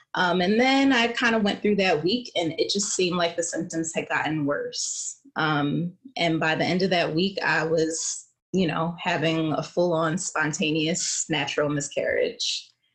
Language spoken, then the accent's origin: English; Philadelphia, Pennsylvania, United States; moved away; also born or lived in New York; I'm originally from Philadelphia